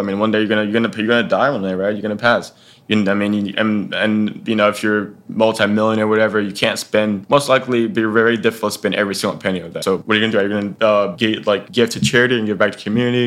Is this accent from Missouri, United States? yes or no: no; Dallas, Texas, United States; now in Syracuse, United States; I'm originally from Dallas, Texas